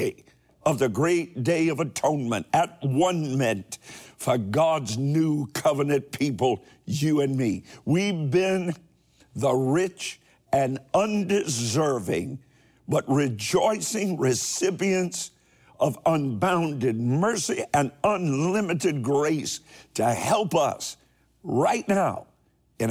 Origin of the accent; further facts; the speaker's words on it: Kentucky, United States; my home state of Kentucky